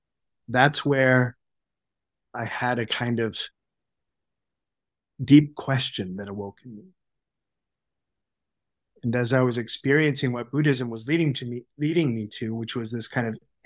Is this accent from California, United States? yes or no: yes; Sacramento, California, United States; moved away as an adult; now in Toronto, Canada; I grew up in California, in Sacramento, and I attended the Steiner School, the Waldorf School